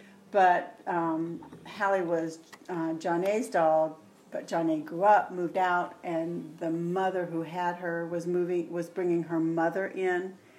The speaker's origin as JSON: {"language": "English", "area": "Tidewater", "region": "Virginia", "country": "United States", "moved": "yes", "lives_now": "Arizona, United States", "said": "I'm from Virginia. Oh, really? What part? The Tidewater area, which is like Norfolk, Virginia Beach, Newport News. It's down the southern, just above North Carolina."}